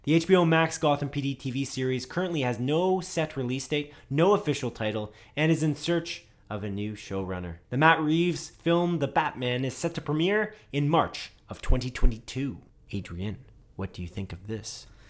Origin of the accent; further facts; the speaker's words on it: Canada; we're Canadian.